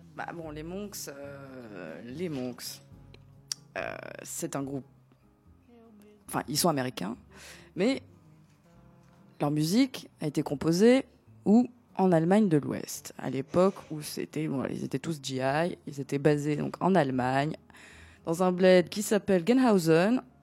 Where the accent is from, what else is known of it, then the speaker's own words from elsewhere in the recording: Athens, Attica, Greece; now in France; je ne suis pas née ici. Voilà. Je suis née à Athènes, en Grèce